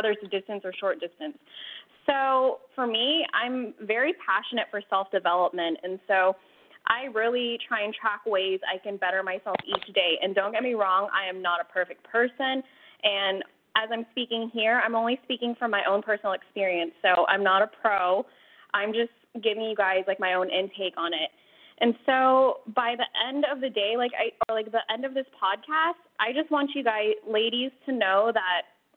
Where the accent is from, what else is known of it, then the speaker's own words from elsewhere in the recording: California, United States; I'm from California.